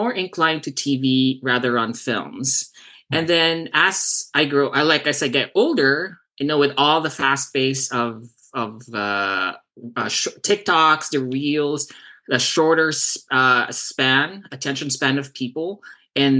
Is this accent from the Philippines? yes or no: yes; Davao City, Davao Region, Philippines; moved away as an adult; now in Southern California, United States; born and raised in Davao, Philippines. And I moved here in 2004.